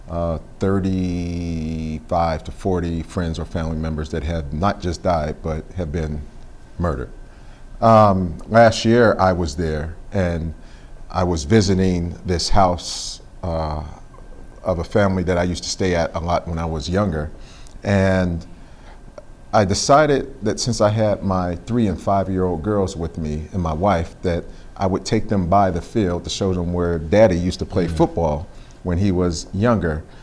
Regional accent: Pittsburgh, Pennsylvania, United States; I don't think my experience was any different than anyone else growing up there.

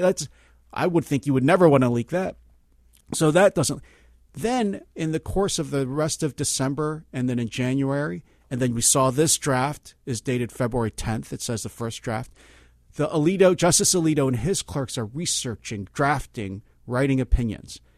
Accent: Philadelphia, Pennsylvania, United States; now in Berkeley, United States; I'm from Philly originally

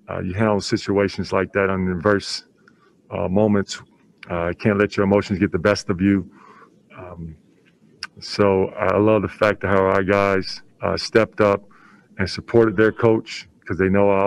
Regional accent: Chicago, Illinois, United States; I was raised by Chicago and I grew up in the South Side

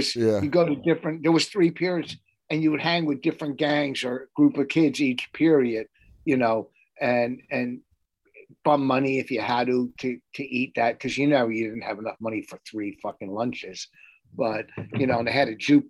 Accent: Plainfield, New Jersey, United States; moved away as an adult; now in Hillsborough, United States; I grew up in Plainfield. Plainfield High

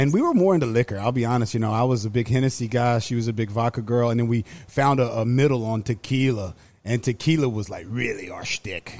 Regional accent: Halifax County, Southern Virginia, United States; moved away as an adult; also born or lived in Arizona / Florida; I grew up in Southern Virginia, uh, on a big, like, tobacco farm

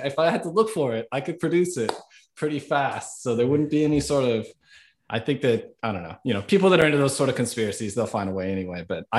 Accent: Hawaii, United States; so in terms of my background, I was born and raised in Hawaii, on the Big Island of Hawaii.

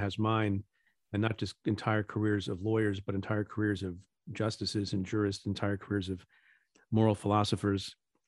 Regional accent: India; now in United States; I'm an Indian immigrant. I was born in India. My parents were too, before we emigrated to the United States

